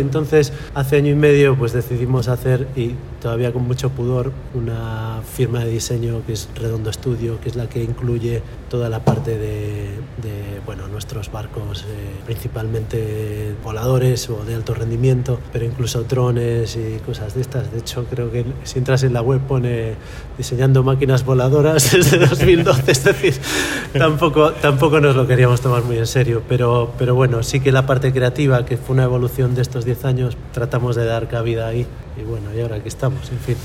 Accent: Galicia, Spain; also born or lived in Netherlands / Valencia; tengo mucha, mucho apego a mi tierra y no, no, no fui capaz de irme y, dije, bueno, pues la única forma de vivir en Galicia

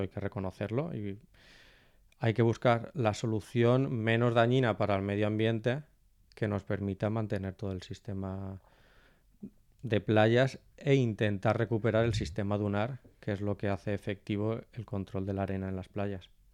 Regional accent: Valencian Community, Spain; como valenciano

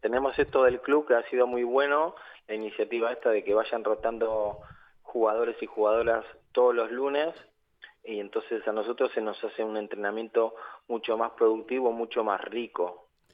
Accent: Argentina; now in Valencia, Spain; soy de Argentina

